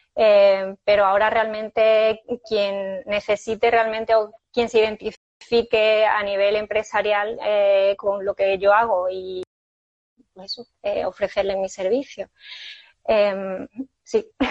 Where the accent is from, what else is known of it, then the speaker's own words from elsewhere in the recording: Seville, Andalusia, Spain; moved away as an adult; now in Fuengirola, Spain; cuando yo vivía en Sevilla, pero yo soy sevillana